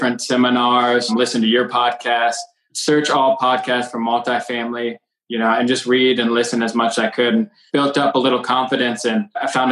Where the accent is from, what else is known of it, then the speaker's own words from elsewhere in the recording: Cincinnati, Ohio, United States; also born or lived in Kentucky; I was born and raised in Cincinnati